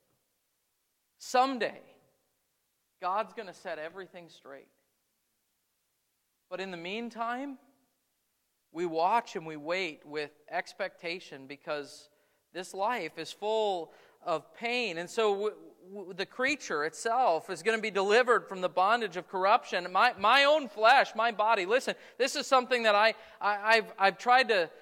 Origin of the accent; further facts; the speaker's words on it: United States; as American Christians